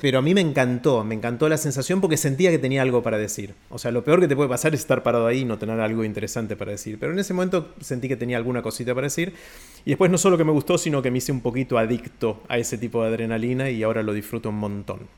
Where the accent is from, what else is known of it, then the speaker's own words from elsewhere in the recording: Argentina; also born or lived in United States; argentino, pero ciudadano del mundo